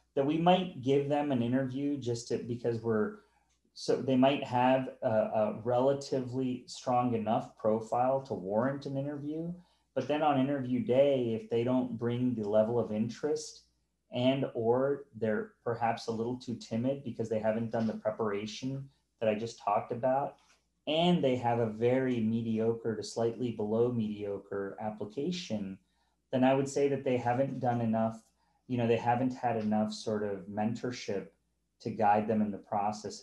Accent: North Carolina, United States; moved away; I'm from North Carolina. I went to the University of North Carolina, and I've moved on since.

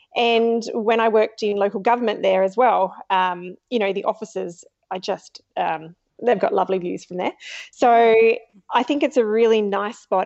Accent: Australia; growing up, I was four hours from Adelaide

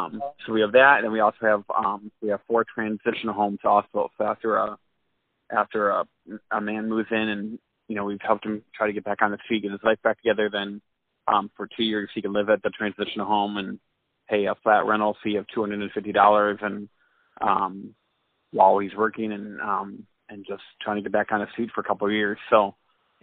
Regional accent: Manchester, Iowa, United States; also born or lived in McGregor, Iowa; now in Dubuque, United States; I grew up in Manchester, Iowa.

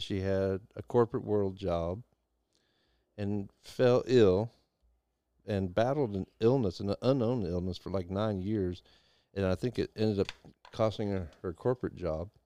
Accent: Deep South, United States; I traveled all over the United States, and I, I grew up in the Deep South

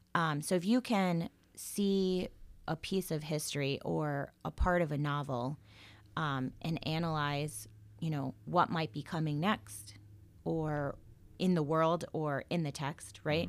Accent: Florida, United States; moved away as an adult; also born or lived in Salem, Massachusetts / Connecticut; now in Dayton, United States; That's where I went to college, um, and high school, well, all school, but I wouldn't consider myself from Florida

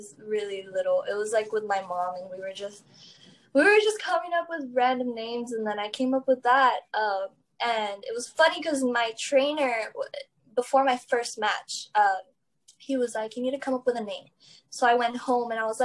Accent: Laredo, Texas, United States; also born or lived in Houston; I'm from Laredo

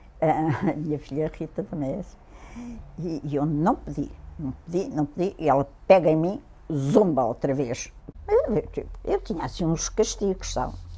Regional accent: Lisbon, Portugal; also born or lived in England; nascida em Lisboa, em São Sebastião da Pedreira

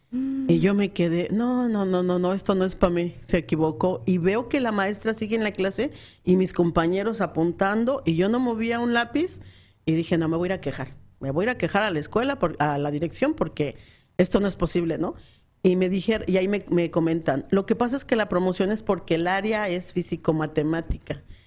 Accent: Mexico City, Mexico; moved away as an adult; now in Phoenix, United States; soy del DF

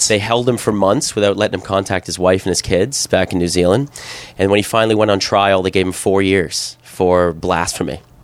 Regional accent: Canada; moved away as an adult; also born or lived in South Korea / Hong Kong / Thailand; growing up in Canada

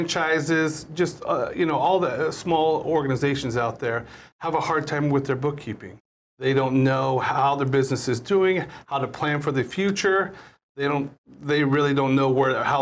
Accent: Kansas, United States; moved away as an adult; also born or lived in Hawaii; now in Honolulu, United States; I grew up in Kansas.

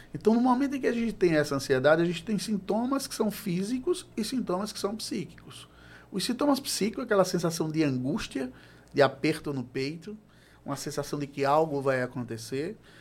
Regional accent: João Pessoa, Paraíba, Brazil; sou de João Pessoa

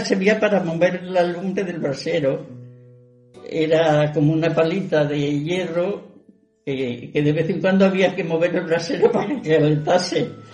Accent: Ciudad Rodrigo, Castile and León, Spain; also born or lived in Monasterio de la Caridad / Moraleja; soy de aquí prácticamente de Ciudad Rodrigo, aunque nací en la Caridad

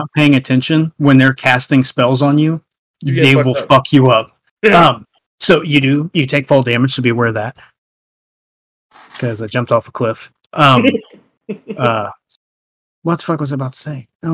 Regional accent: United States; I'm an American.

